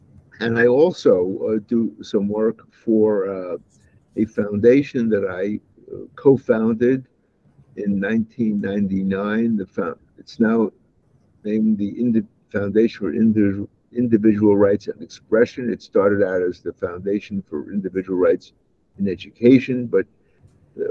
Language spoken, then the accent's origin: English; New York City, New York, United States; moved away; I was born in the Bensonhurst section of Brooklyn, New York. And that was a neighborhood that was 50% Jewish and 50% Italian